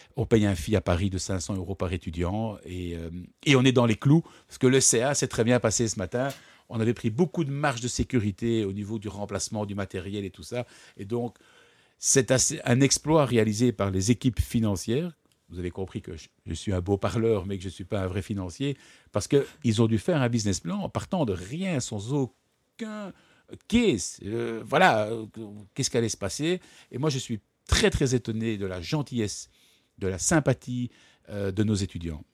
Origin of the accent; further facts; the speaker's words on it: Brussels, Brussels-Capital Region, Belgium; also born or lived in Ghent; Je ne suis pas né euh, à Bruxelles, je suis né à Gand j'ai toujours habité à Bruxelles.